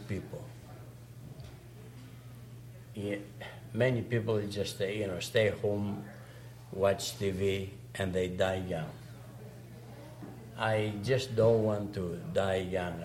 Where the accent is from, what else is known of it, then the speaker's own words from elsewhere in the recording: Greece; English is a second language; moved away as an adult; also born or lived in Saskatoon, Canada; now in Lloydminster, Canada; When I came from Greece, of course, I never spoke a word of English